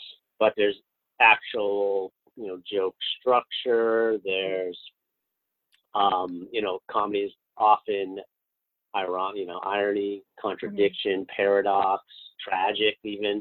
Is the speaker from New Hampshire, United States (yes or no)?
yes; New Hampshire, United States; also born or lived in South Korea; I grew up in a place that no one looked like me. I grew up in New Hampshire.